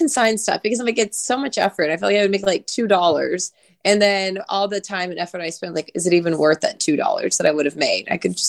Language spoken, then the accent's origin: English; Oklahoma, United States; I did not grow up with country music. I know I'm from Oklahoma. I did not grow up with country music.